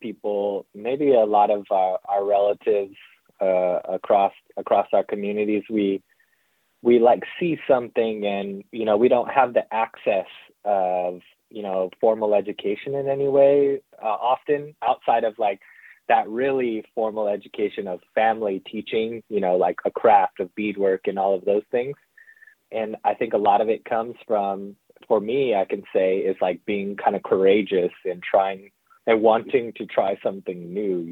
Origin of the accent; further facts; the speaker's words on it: central South Dakota, United States; now in Northern California, United States; I am Lakota from the Kulichash Oyate in really central South Dakota. Grew up there. I lived there for most of my life.